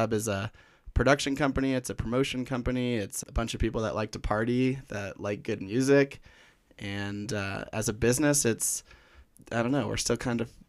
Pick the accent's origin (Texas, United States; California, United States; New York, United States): California, United States; Orange County; moved away as an adult; also born or lived in San Diego / Colorado; now in Flagstaff, United States; I grew up in Orange County, California, but candidly, when people ask me where I grew up, I say San Diego because I hated Orange County